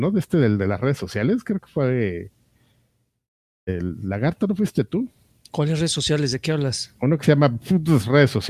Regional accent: Tula, Hidalgo, Mexico; Yo también soy de Tula, soy tuleño, lagarto.

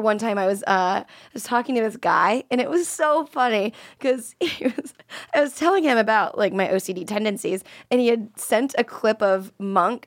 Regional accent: Florida, United States; moved away; I was from Florida

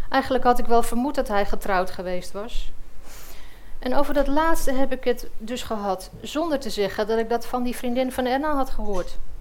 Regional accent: Egmond-Binnen, North Holland, Netherlands; also born or lived in Heiloo / Castricum; Een week voor mijn zevende verjaardag verhuisde ik naar Egmond binnen, waar ik nu nog steeds woon. Ik ging in Heilo naar de lagere school

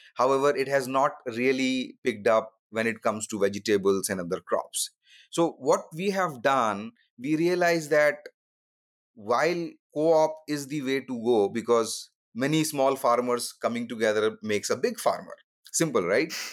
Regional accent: India; moved away as an adult; also born or lived in Redmond, Washington / Silicon Valley; I grew up in India, you know, lower middle class family

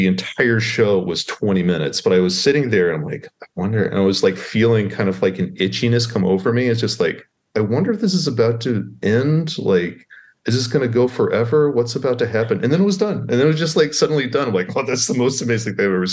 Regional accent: Waco, Texas, United States; now in Baltimore, United States; I grew up in Waco, Texas, which has no history or anything interesting to happen in that small town of Waco.

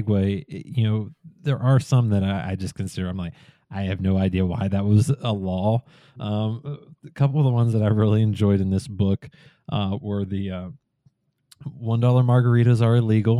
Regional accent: West Virginia, United States; my home state where I grew up in West Virginia

